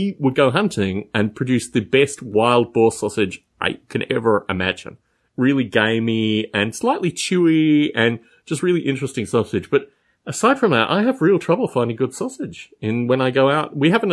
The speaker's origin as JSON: {"language": "English", "town": "Adelaide", "region": "South Australia", "country": "Australia", "tie": "born or raised there", "moved": "yes", "said": "growing up in Australia"}